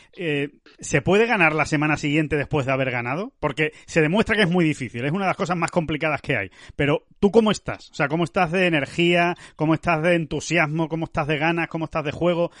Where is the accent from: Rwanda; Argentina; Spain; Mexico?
Spain; ya estamos aquí en, nuestra tierra, en España